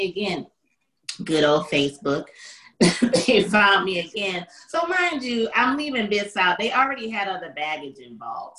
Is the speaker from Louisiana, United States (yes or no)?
yes; New Orleans, Louisiana, United States; I'm from New Orleans